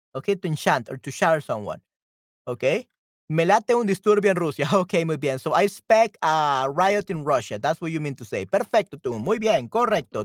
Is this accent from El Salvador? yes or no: yes; El Salvador; yo soy de El Salvador, okay. Soy de El Salvador en Centroamérica